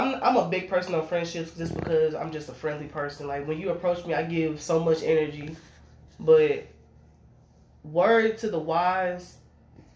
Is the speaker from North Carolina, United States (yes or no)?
no; Arkansas, United States; I'm from Fort Knox, Arkansas.